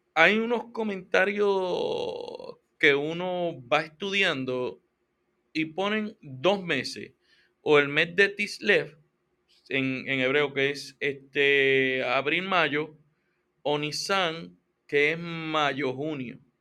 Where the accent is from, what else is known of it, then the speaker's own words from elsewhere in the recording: Puerto Rico; yo soy boricua